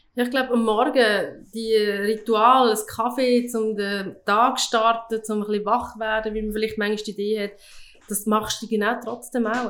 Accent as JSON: {"language": "German", "region": "Lucerne", "country": "Switzerland", "tie": "born or raised there", "said": "ich, wir sind in Luzern aufgewachsen"}